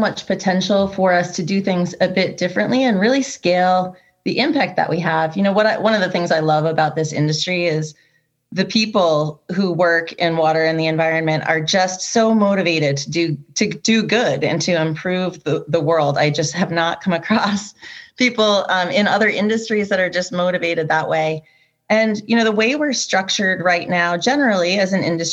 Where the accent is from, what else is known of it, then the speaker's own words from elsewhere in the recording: New Hampshire, United States; I grew up in New Hampshire